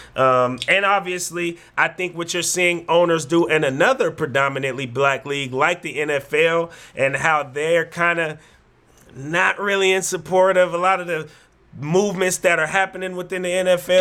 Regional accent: San Francisco Bay Area, California, United States; I told him I was from America. I said San Francisco because from the Bay Area

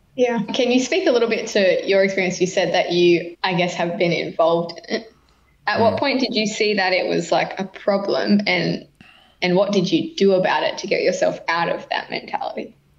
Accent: New South Wales, Australia; born or raised there; now in Queensland, Australia

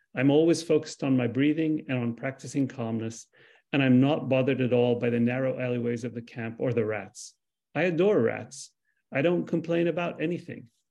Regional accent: Lebanon; I'm Palestinian. I was born in Lebanon. I'm a second generation refugee

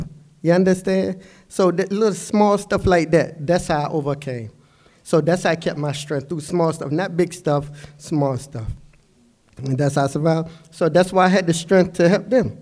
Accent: Norfolk, Virginia, United States; I come from Norfolk, so I come from the projects

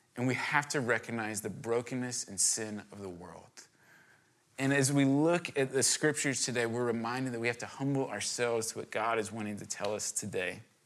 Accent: Virginia, United States; I grew up in Virginia

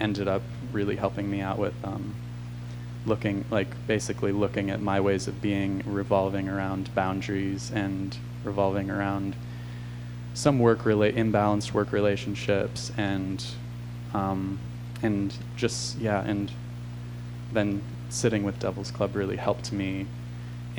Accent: Olympia, Washington, United States; moved away; also born or lived in Portland, Oregon; I was growing up outside of Olympia, Washington

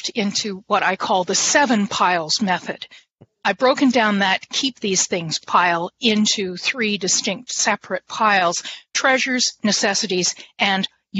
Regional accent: Canada; I'm Canadian.

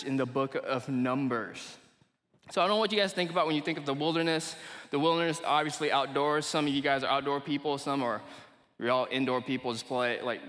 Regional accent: Kuala Lumpur, Malaysia; moved away; also born or lived in Eureka, Missouri, United States; I'm originally from Malaysia. I was born and raised in Kuala Lumpur, Malaysia, and we ended up moving to the United States around 2009. To a small town in Missouri called Eureka.

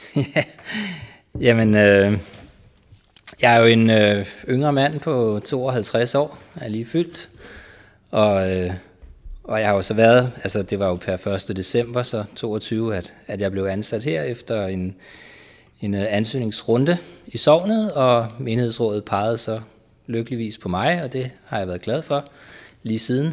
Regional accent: Køge, Zealand, Denmark; now in Karlebo, Denmark; Så jeg er født og opvokset i Køge

